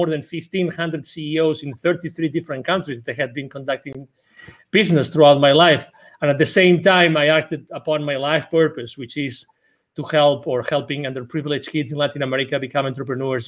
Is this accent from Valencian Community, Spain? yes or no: no; Barcelona, Catalonia, Spain; English is a second language; moved away as an adult; now in Texas, United States; I'm originally from Barcelona in Spain.